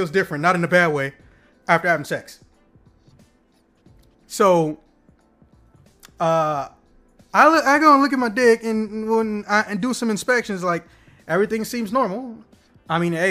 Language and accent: English; Illinois, United States; I'm from Illinois